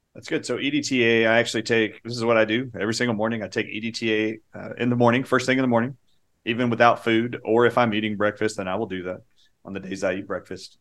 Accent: United States; growing up in America

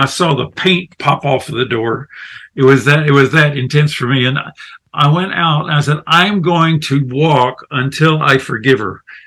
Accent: the South, United States; I'm American from the deep south or the mid-south

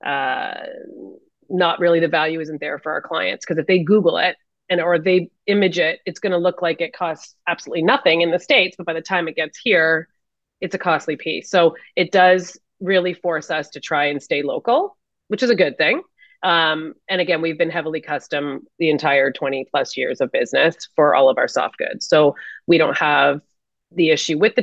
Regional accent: Canada; being Canadian

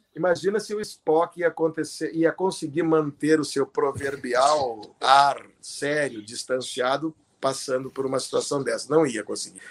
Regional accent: Rio Grande do Sul, Brazil; moved away as an adult; also born or lived in Porto Alegre / São Paulo; now in Rio de Janeiro, Brazil; eu sou gaúcho, e naquela época eu era ainda mais gaúcho do que sou hoje, que estou morando no Rio há 35 anos

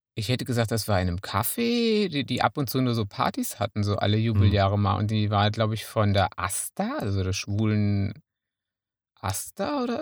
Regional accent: Münsterland, North Rhine-Westphalia, Germany; also ich bin Münsterländer.

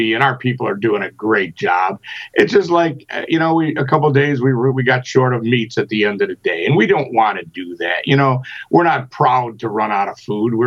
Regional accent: Chicago, Illinois, United States; born or raised there; moved away

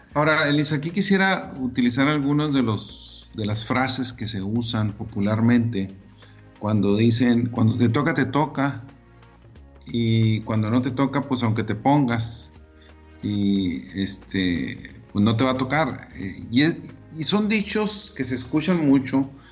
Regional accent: Delicias, Chihuahua, Mexico; moved away; also born or lived in Monterrey; teníamos un viaje a la famosa ciudad de Delicia, Chihuahua, ¿verdad? Y íbamos a mi tierra

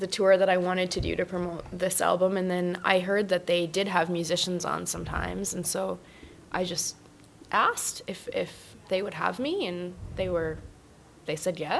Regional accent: Edmonton, Alberta, Canada; I grew up in Edmonton

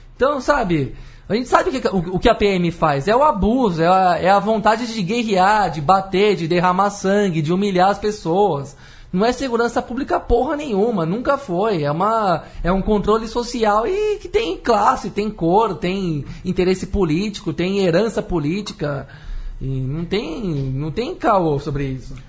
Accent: Brazil; Eu, como brasileiro

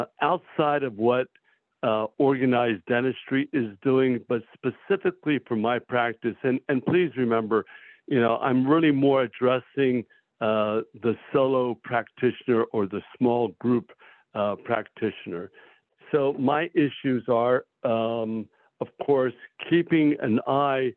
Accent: Millville, New Jersey, United States; Millville actually is my hometown, so I came back to practice in my hometown.

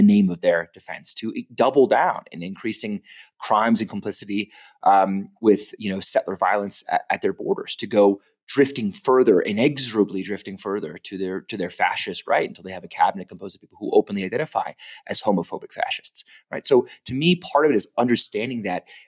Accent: California, United States; also born or lived in Los Angeles; growing up in California

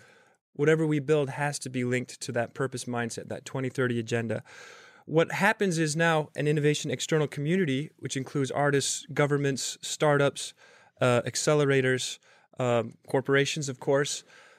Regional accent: Salt Lake City, Utah, United States; also born or lived in Bay Area; now in New York, United States; I'm 8 months into New York, by the way. I moved here from the Bay Area, originally from Salt Lake City.

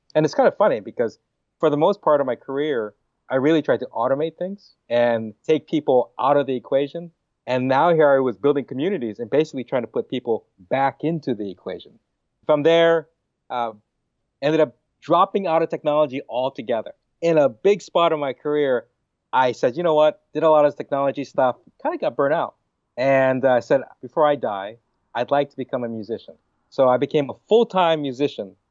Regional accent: Hawaii, United States; I'm from Hawaii, right? I love meat. Hawaiians, we love our pork and chicken and beef

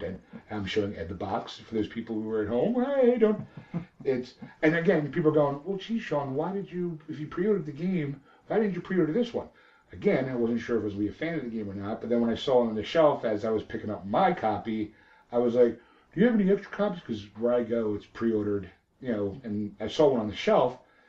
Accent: Alberta, Canada; I'm from Alberta, Canada.

